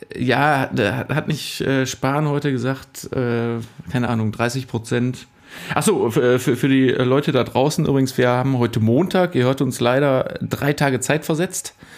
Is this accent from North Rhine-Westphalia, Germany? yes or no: yes; Cologne, North Rhine-Westphalia, Germany; Ich komme aus Köln, aus einer Stadt